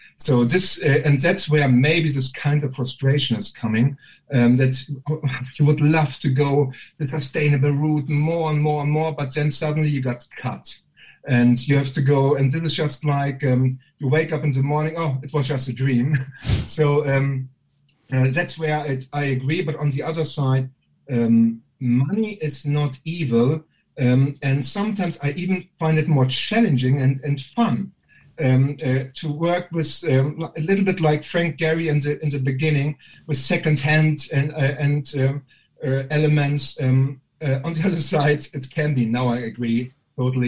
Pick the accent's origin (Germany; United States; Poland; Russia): Germany; accent: German; moved away as an adult; now in United Kingdom; And I can't deny my bloody German accent. And obviously I've got no sense of humor growing up in Germany